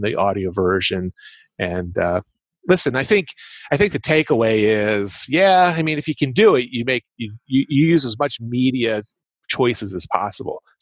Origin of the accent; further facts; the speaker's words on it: Philadelphia, Pennsylvania, United States; I'm from the Philadelphia, Pennsylvania area, so you get that kind of accent